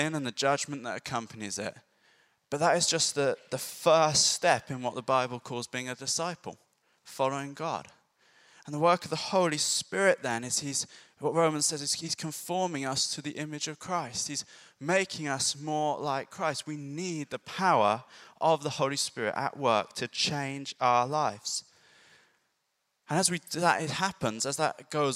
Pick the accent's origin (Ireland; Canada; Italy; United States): Ireland; now in Bury St Edmunds, United Kingdom; I grew up in Ireland. It was quite rural.